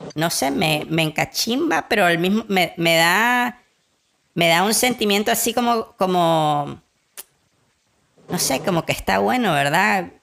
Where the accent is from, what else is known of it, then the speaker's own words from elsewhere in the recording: Nicaragua; somos nicaragüenses, somos hijos de Sandino